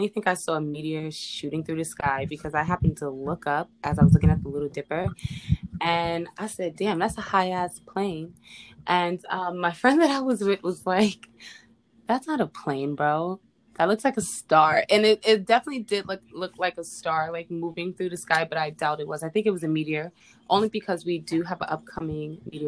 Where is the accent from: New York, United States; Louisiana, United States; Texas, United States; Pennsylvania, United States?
New York, United States; New York City; I am from the Bronx. I didn't mention where I was from. I am from the Bronx.